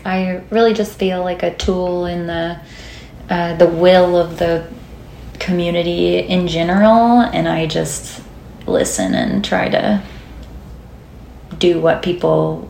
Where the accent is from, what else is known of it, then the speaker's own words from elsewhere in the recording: Rainesville, Alabama, United States; moved away as an adult; also born or lived in Tuscaloosa, Alabama; now in Nashville, United States; I'm from Northeast Alabama, a small town called Rainesville. Not much going on there. Then I moved to Tuscaloosa to go to school at University of Alabama, and then I moved here.